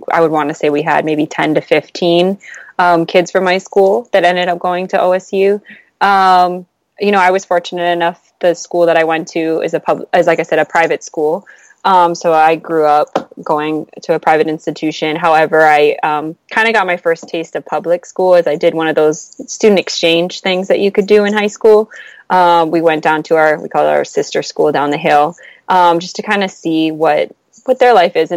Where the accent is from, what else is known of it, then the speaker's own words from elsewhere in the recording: Oahu, Hawaii, United States; moved away as an adult; also born or lived in Oregon; I was born and raised on the island of Oahu in Hawaii